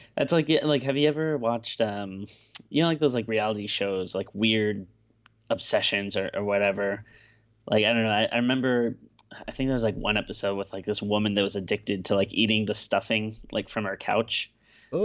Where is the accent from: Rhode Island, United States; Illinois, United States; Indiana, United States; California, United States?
Rhode Island, United States; Woonsocket; Woonsocket, Rhode Island, uh, my hometown growing up